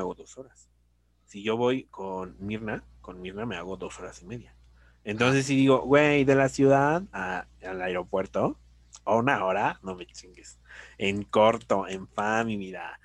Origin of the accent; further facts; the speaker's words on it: Mexico; somos mexicanos